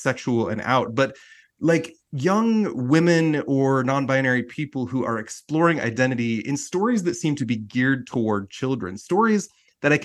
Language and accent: English; Utah, United States; I'm from Utah